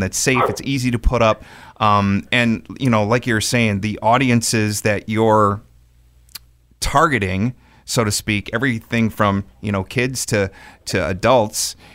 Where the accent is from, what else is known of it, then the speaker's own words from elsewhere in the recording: Wisconsin, United States; I'm also from Wisconsin